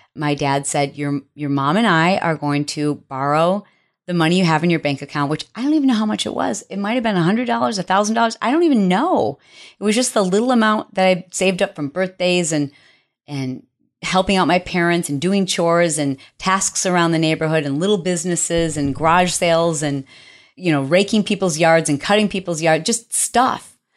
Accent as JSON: {"language": "English", "town": "Detroit", "region": "Michigan", "country": "United States", "said": "I am from Detroit, and a hoopty is what we refer to as your first car"}